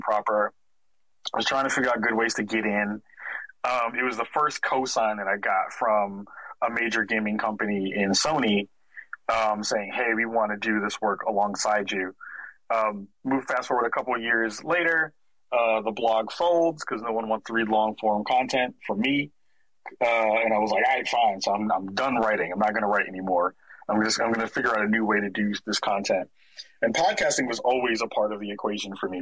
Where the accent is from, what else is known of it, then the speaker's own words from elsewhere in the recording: New York City, New York, United States; moved away as an adult; now in Portland, United States; I'm from the Bronx originally. Was born and raised in New York